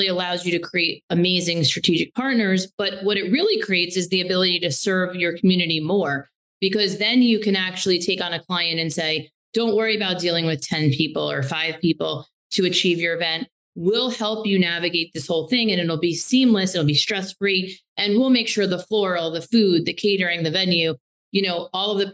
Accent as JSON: {"language": "English", "region": "New Jersey", "country": "United States", "also_born_or_lived": "Massachusetts", "moved": "as an adult", "lives_now": "New York City, United States", "said": "I was from Jersey, and I went to undergrad in Massachusetts. So when I moved, it was to move into the city"}